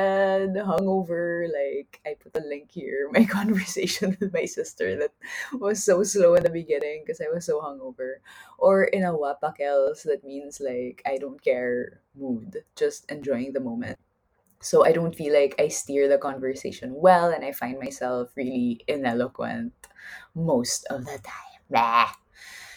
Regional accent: Philippines; moved away; I'm from the Philippines

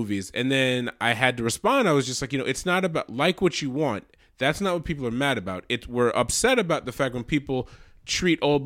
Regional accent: Massachusetts, United States; also born or lived in New York City; I grew up in Massachusetts

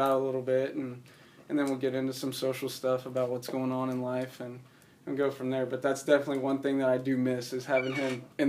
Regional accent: about 20 minutes west of Columbus, Ohio, United States; moved away as an adult; now in Madison, Indiana, United States; So we're from Columbus. We're actually, our hometown's actually about 20 minutes west of Columbus, and it's actually a little bit bigger than Hanover, Indiana, and it's a little smaller than Madison

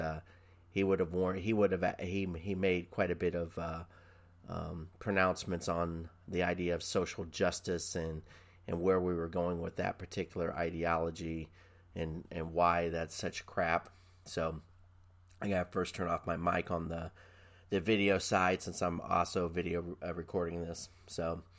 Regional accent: Quantico, Virginia, United States; born there; I was born in Quantico, Virginia.

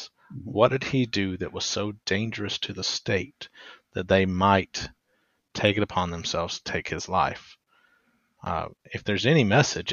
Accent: Deep South, United States; accent: strong Deep South accent; I'm in the Deep South, if you can't tell from my very strong accent

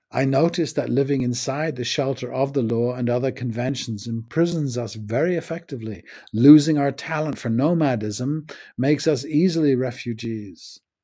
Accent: United States; moved away; also born or lived in United Kingdom; The previous eight years I had been back after growing up in the States

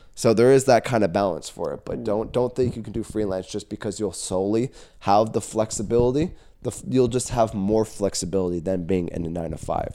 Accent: Caledon, Ontario, Canada; I was born and raised in Caledon

